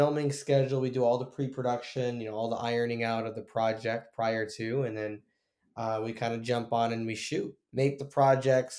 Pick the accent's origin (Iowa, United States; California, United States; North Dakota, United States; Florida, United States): Florida, United States; Tampa; I am born and raised in Tampa